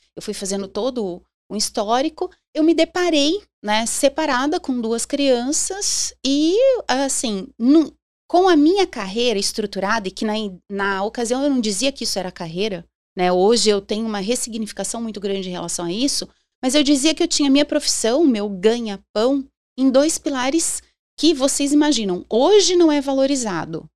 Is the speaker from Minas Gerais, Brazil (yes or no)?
no; Londrina, Paraná, Brazil; also born or lived in São Paulo; eu sou londrinense, pé vermelho.